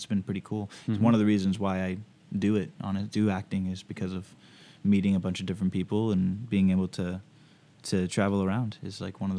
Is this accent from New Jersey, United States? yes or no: no; Suwanee, Georgia, United States; also born or lived in Baton Rouge / Austin / Providence; So I was born in Baton Rouge, but we only lived there for a few years, and then I moved to Georgia, an area called Suwanee, sort of like this suburb, and then Austin, Texas, Providence, Rhode Island, and then back to Georgia, actually.